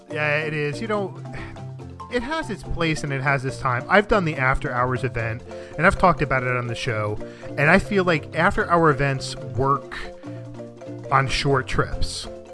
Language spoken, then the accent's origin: English; New Jersey, United States; I'm from North Jersey.